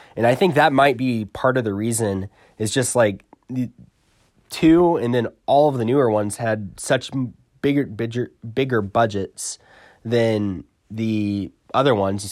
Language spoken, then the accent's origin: English; New York, United States; I'm from New York